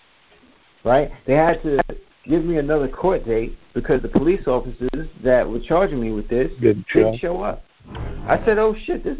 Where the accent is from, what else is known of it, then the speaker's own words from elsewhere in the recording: New York City, New York, United States; I'm from New York. I'm from Queens